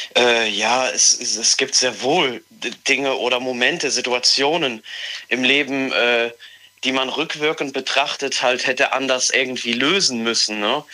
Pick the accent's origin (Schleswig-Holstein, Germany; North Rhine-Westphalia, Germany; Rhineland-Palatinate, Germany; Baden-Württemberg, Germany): Rhineland-Palatinate, Germany; Mayen; ich komme aus Mayen